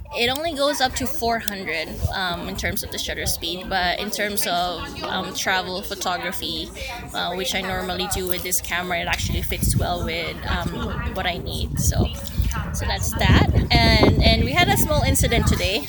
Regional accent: Philippines; now in Canada; I grew up in the Philippines before moving to Canada

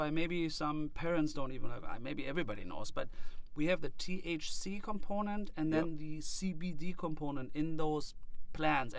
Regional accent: Germany; I am from Germany and I believe to have only German blood in me

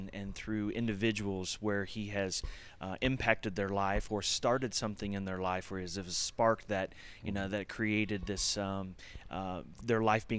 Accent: Ohio, United States; I grew up near Chautauqua, and so Chautauqua was in Ohio, my home, and that was an important place to me from a very young age.

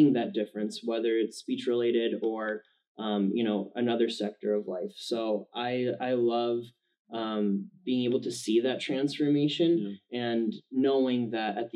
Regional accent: Minnesota, United States; moved away as an adult; now in Arizona, United States; We're from Minnesota originally.

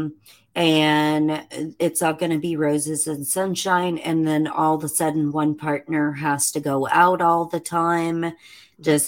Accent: Indiana, United States; moved away; my home state of Indiana

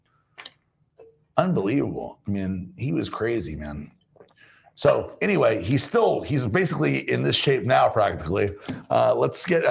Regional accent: New Orleans, Louisiana, United States; I'm from New Orleans

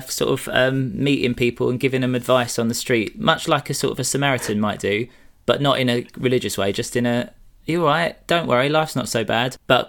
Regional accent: Essex, East of England, United Kingdom; I'm from Essex

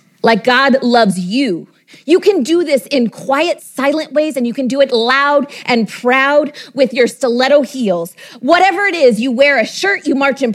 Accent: Texas, United States; my home state of Texas

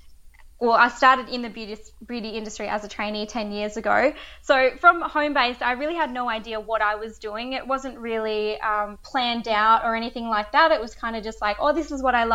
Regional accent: Esperance, Western Australia, Australia; also born or lived in Karratha; So originally I grew up in Esperance and I moved to Karratha at about 18 or 19

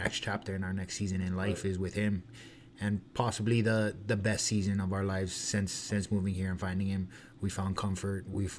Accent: Waianae, Hawaii, United States; growing up and being from Hawaii and in the MMA community, and like where I raised up is not the best.

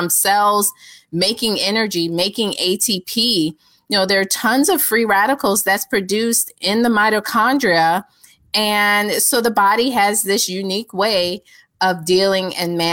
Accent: Georgia, United States; me being from Georgia.

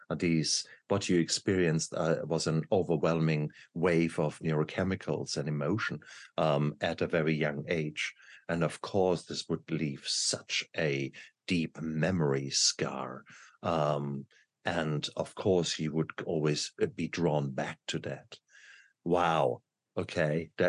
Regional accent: Nigeria; moved away; also born or lived in Malaysia; This was growing up in Nigeria as right. a child.

